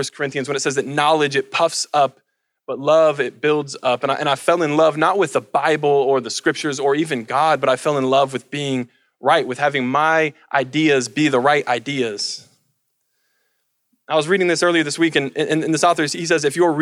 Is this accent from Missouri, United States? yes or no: no; Colorado, United States; the mountains that I grew up with in Colorado